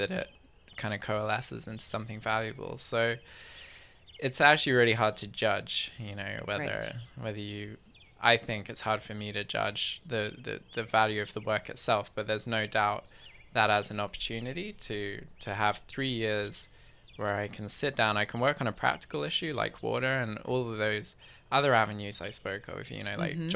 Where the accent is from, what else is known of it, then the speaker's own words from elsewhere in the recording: England, United Kingdom; now in Victoria, Canada; I grew up in England